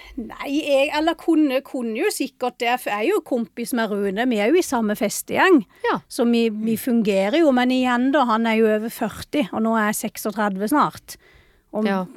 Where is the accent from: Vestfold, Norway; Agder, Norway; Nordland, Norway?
Agder, Norway; Vennesla; hjemme i Vennesla